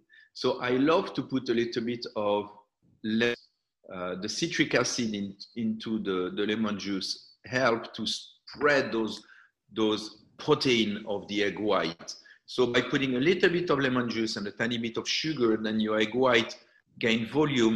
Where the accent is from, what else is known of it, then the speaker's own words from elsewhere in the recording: southern France, France; moved away; also born or lived in Algeria / Ibiza; when the war happened, my parents went to the south of France.